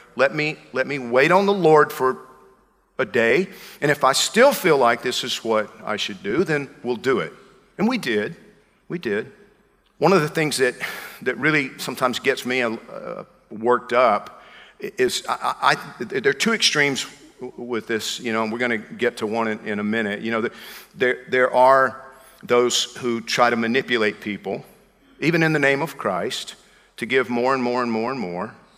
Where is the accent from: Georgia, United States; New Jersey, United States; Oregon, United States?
Georgia, United States; I'm from Georgia.